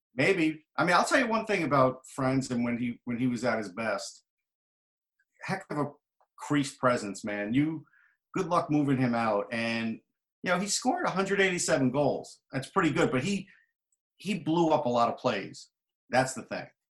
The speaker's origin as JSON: {"language": "English", "region": "New York", "country": "United States", "said": "I'm from New York"}